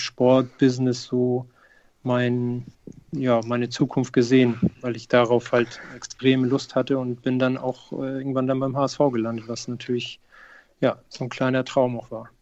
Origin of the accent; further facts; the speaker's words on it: Hamburg, Germany; Ich bin in Hamburg geboren